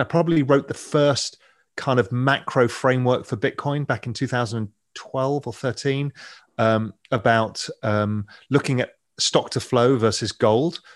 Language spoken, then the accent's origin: English; England, United Kingdom; accent: English; as you can tell, my accent, I'm English